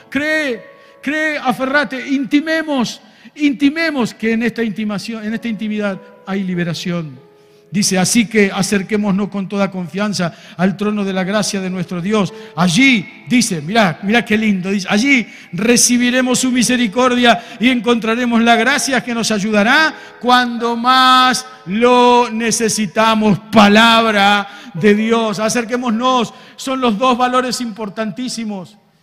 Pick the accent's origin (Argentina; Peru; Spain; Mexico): Argentina